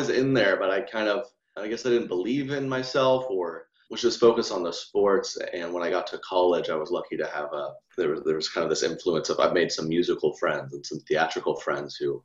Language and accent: English; Edmond, Oklahoma, United States; born and raised in Edmond. Nice suburb of Oklahoma City.